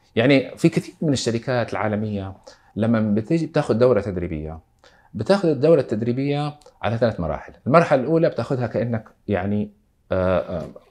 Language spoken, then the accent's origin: Arabic; Saudi Arabia; عندنا في السعوديه